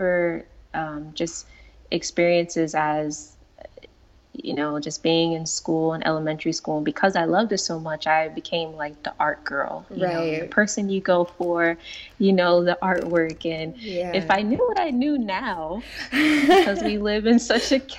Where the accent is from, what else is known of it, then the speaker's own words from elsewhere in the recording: Paterson, New Jersey, United States; I grew up in Paterson, New Jersey